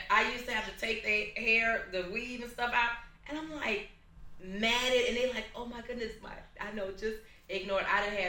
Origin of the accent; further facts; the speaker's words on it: Chicago, Illinois, United States; I'm from Chicago.